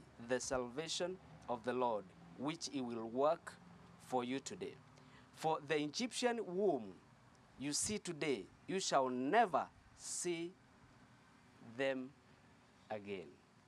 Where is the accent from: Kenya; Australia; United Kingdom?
Kenya; English is a second language; moved away as an adult; I came from Kenya that time.